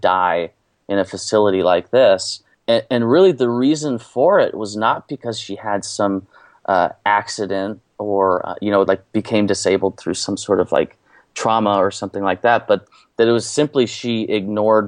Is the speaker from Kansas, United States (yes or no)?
yes; Kansas, United States; also born or lived in Westcliffe, Colorado; now in Missouri, United States; So I grew up in Kansas and moved out to Colorado